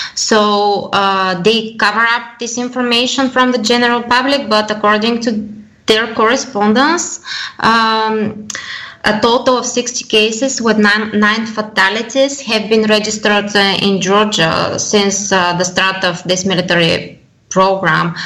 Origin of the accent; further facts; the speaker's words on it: Bulgaria; I come from Bulgaria